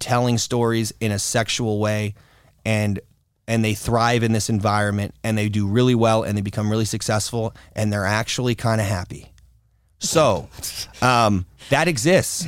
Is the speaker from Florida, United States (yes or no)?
yes; Florida, United States; also born or lived in Hollywood, Florida / North Miami Beach, Florida / Fort Lauderdale, Florida / New York; I was born in Hollywood, Florida, and I grew up mostly in North Miami Beach, Florida, and then till I was about seven, and then we lived to, moved to, um, Fort Lauderdale-esque Florida, and then more of a north of that Florida